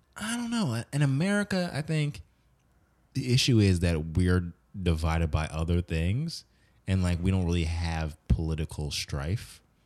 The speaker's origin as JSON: {"language": "English", "country": "United States", "said": "as an American, especially as a Black American"}